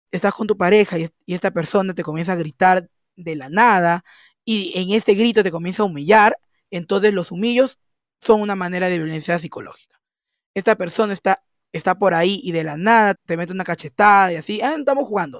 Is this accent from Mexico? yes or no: no; Peru; soy de Perú